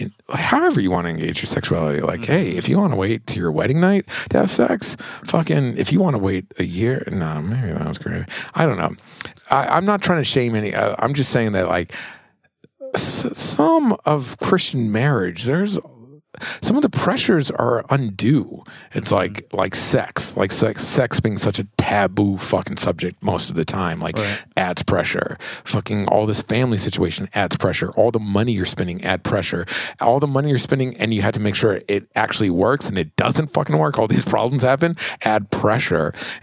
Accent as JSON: {"language": "English", "country": "Belize", "said": "If you were like, what accent is that? I'm like, I'm from Belize. I'm from Belize."}